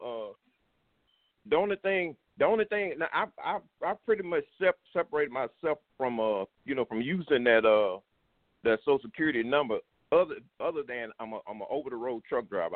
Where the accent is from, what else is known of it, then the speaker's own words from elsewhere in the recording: Louisiana, United States; I grew up in Louisiana